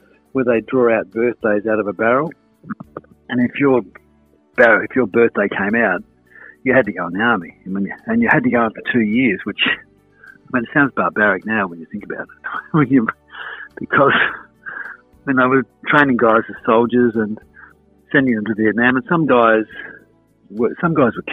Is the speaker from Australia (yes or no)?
yes; Adelaide, South Australia, Australia; born or raised there; also born or lived in Victoria / Whyalla